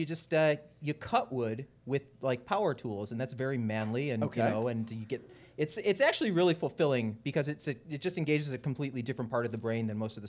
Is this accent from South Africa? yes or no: no; Canada; moved away as an adult; now in Philadelphia, United States; It's not my city. I'm a kind of a recent transplant. I'm Canadian, okay.